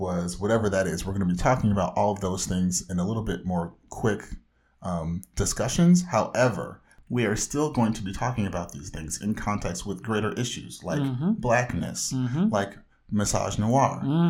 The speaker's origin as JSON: {"language": "English", "area": "Orange County", "region": "Southern California", "country": "United States", "said": "from the whitest part of Southern California"}